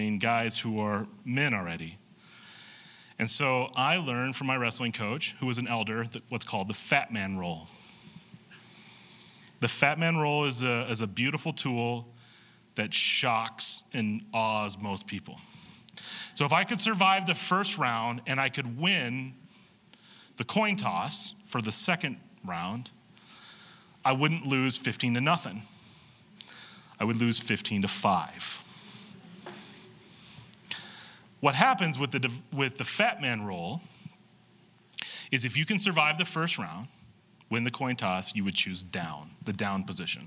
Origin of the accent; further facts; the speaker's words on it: York, Nebraska, United States; In high school, I grew up in York, Nebraska.